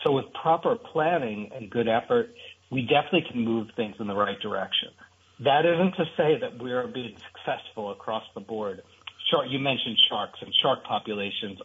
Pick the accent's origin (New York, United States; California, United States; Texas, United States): New York, United States; New York City; I grew up in New York City